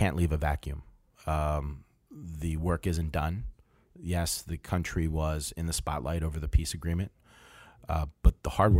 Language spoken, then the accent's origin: English; New Jersey, United States; accent: New Jersey; no comments about my New Jersey accent.